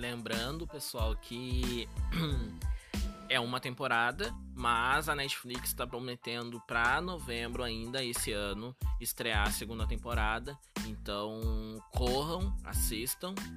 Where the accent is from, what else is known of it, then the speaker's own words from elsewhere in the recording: Porto Alegre, Rio Grande do Sul, Brazil; nós somos de Porto Alegre.